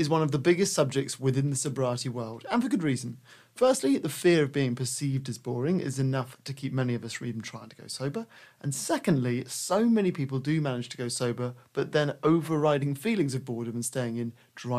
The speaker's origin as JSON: {"language": "English", "country": "United Kingdom", "moved": "yes", "said": "I can deal with that as a British person."}